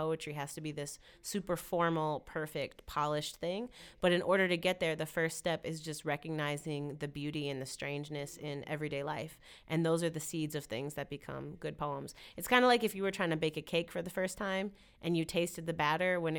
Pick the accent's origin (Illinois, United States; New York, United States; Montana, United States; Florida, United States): Illinois, United States; Chicago; I grew up in Logan Square, in the Logan Square community in Chicago